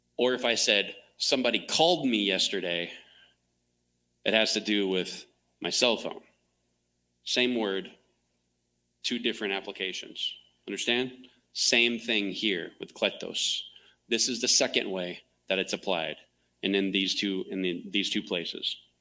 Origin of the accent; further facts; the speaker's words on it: Clearwater, Florida, United States; now in Phoenix, United States; I grew up in Florida, Tampa Bay